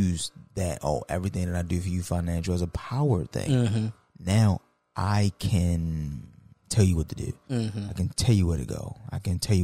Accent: United States; I'm American.

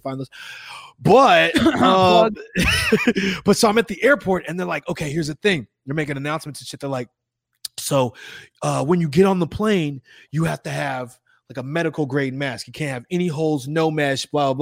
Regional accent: Chicago, Illinois, United States; moved away; I'm from Chicago

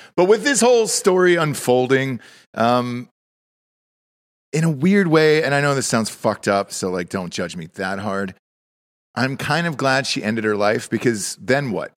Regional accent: Georgia, United States; I'm from Georgia

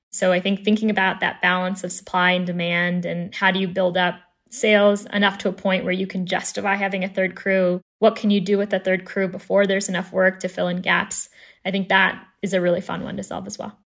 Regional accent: Chicago, Illinois, United States; born and raised in Chicago

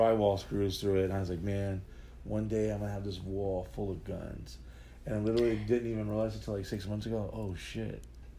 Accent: New Orleans, Louisiana, United States; born there; also born or lived in Texas / San Diego / South Carolina; Yeah, I mean, I was born in New Orleans.

